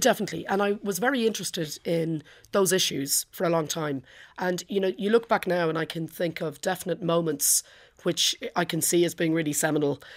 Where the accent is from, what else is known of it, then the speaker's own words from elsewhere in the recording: Portmarnock, Ireland; now in London, United Kingdom; all through growing up in Port Moynick